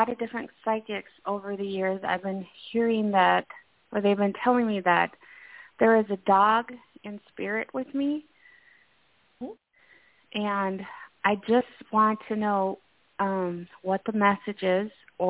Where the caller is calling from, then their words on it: Minnesota, United States; calling from Minnesota.